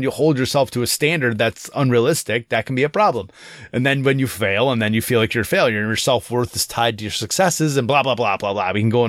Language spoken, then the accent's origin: English; Louisiana, United States; would be considered quite wealthy where I grew up in the Southwest, Louisiana.